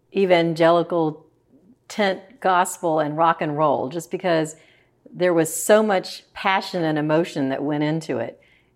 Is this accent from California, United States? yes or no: no; Memphis, Tennessee, United States; when I was growing up, of course, I grew up in the South. I grew up in Memphis. And I would go to church, and I was in the choir and all that kind of stuff when I was growing up in school.